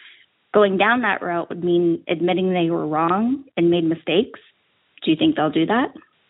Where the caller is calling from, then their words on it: Great Falls, Montana, United States; I'm from Great Falls, Montana.